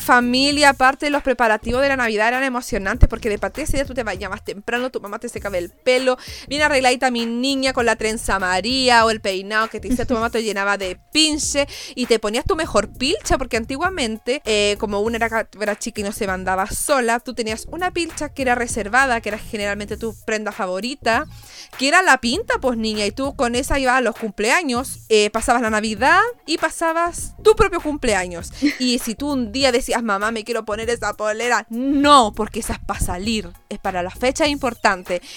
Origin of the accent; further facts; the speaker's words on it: Puerto Montt, Los Lagos, Chile; soy de Puerto Montt